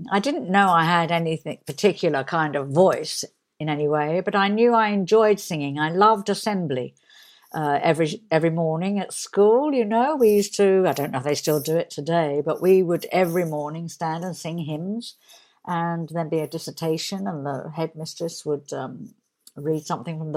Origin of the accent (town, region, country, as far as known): Barnet, London, United Kingdom; born or raised there